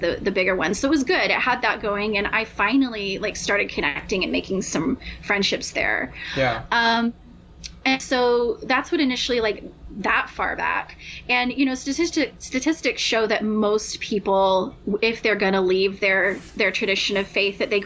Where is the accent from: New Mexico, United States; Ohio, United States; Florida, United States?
New Mexico, United States; Albuquerque; moved away as an adult; also born or lived in Nashville, Tennessee; I'm from Albuquerque, New Mexico. And so that was where I was born and raised